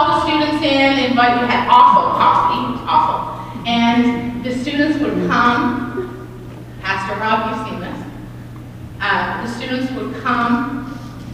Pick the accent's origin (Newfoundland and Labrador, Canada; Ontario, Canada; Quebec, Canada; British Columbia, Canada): Newfoundland and Labrador, Canada; Deer Lake; moved away as an adult